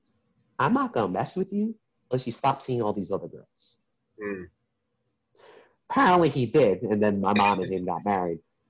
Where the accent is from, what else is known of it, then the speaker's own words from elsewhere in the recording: New York City, New York, United States; I was in the process of applying for a magnet middle school in New York City